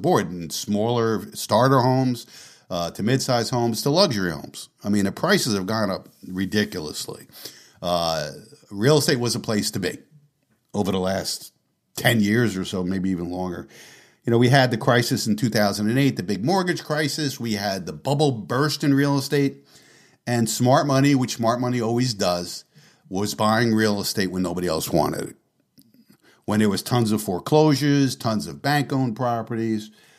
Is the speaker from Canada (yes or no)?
yes; Canada; I'm from Canada, but I assume the interest rate terms in the U.S. are the same.